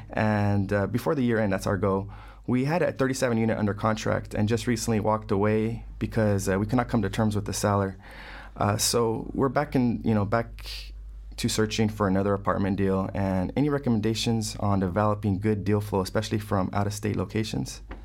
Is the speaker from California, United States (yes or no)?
yes; Fresno, California, United States; moved away as an adult; also born or lived in West Los Angeles, California; now in Los Angeles, United States; originally from Fresno, California, Central California.